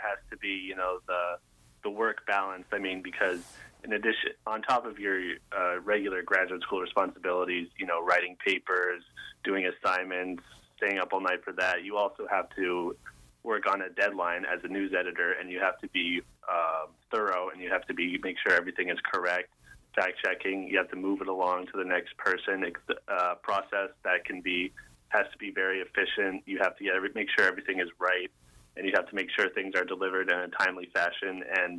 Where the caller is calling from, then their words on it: Worcester, Massachusetts, United States; the news editor, and I am calling in from Worcester, Massachusetts, which is why my voice sounds different.